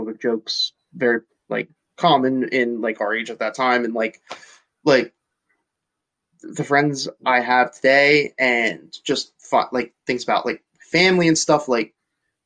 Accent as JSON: {"language": "English", "town": "Nazareth", "region": "Pennsylvania", "country": "United States", "also_born_or_lived": "Reading, Pennsylvania", "moved": "as an adult", "said": "I came from Nazareth, went to a, like very wealthy, like I went to school, like college with very wealthy people"}